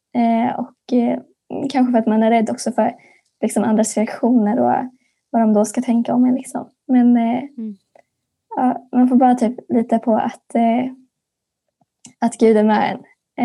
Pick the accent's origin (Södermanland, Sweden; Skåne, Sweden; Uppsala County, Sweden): Skåne, Sweden; Örkelljunga; går på den kristna friskolan Solängsskolan i Örkelljunga, Skåne